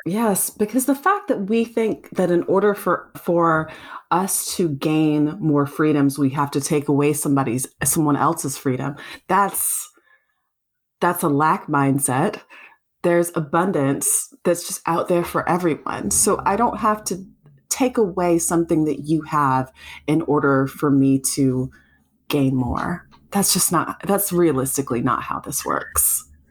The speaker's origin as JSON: {"language": "English", "region": "South Carolina", "country": "United States", "tie": "born or raised there", "said": "Growing up in South Carolina"}